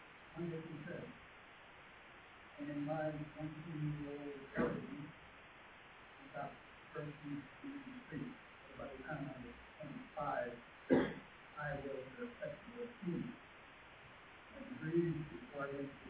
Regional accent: Pennsylvania, United States; I was raised in Pennsylvania.

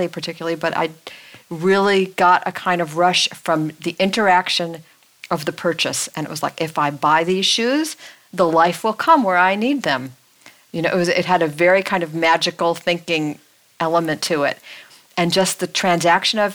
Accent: Los Angeles, California, United States; we're from Los Angeles. That's a car town

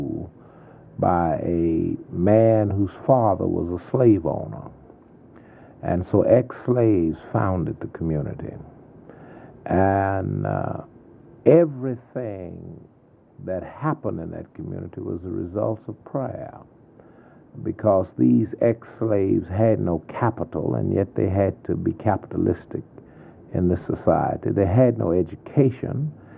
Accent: Sweet Home, Texas, United States; born or raised there; also born or lived in Columbus, Texas / San Antonio, Texas

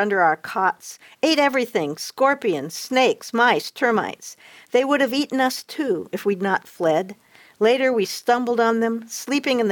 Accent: Indianapolis, Indiana, United States; moved away; also born or lived in Western Kentucky / Costa Rica; I grew up in Indianapolis, which is considered the north in Kentucky

